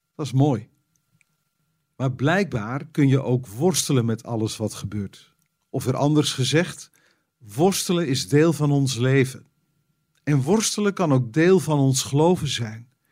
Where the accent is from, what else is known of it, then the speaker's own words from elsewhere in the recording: Netherlands; als Nederlander